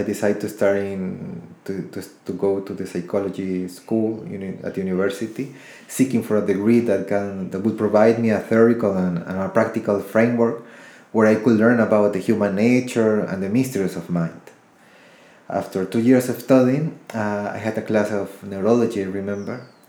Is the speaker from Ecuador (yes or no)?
yes; Ecuador; also born or lived in United States; I was born in the United States, raised in Ecuador, South America, and my roots are Colombian.